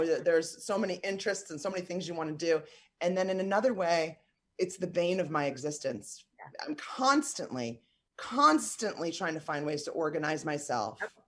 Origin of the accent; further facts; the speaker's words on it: New York, United States; moved away as an adult; also born or lived in Lexington, Kentucky; I'm from New York. I grew up in New York, born and raised